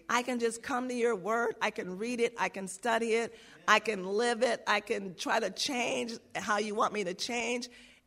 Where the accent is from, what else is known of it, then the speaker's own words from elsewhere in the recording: New York, United States; I grew up around Jewish people in New York